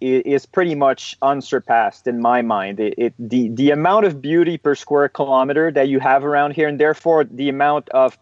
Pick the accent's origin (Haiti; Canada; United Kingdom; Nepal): Canada; Eastern Canada; now in Canadian Rockies, Canada; I'm originally from Eastern Canada. And I've been based out of the West now in the Canadian Rockies for over 10 years.